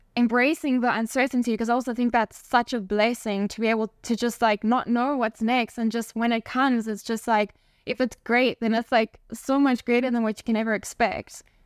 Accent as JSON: {"language": "English", "country": "South Africa", "tie": "born or raised there", "also_born_or_lived": "Spain / Barcelona, Spain", "moved": "as an adult", "said": "being born and raised in South Africa"}